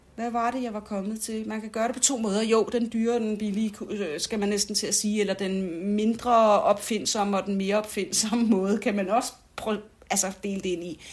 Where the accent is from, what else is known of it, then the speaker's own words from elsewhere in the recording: United States; moved away; nu er jeg jo amerikansk, øh, har været amerikansk statsborger indtil for nylig, og så videre, og så videre. Jeg er fra en amerikansk familie